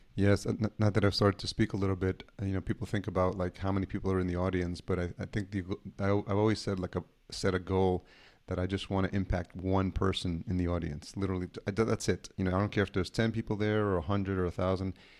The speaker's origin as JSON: {"language": "English", "town": "Yonkers", "region": "New York", "country": "United States", "tie": "born or raised there", "said": "I grew up in Yonkers, New York, so, you know, definitely a New Yorker as well"}